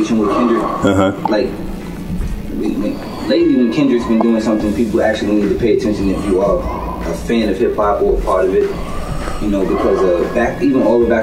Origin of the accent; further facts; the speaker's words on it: New York, United States; I'm from New York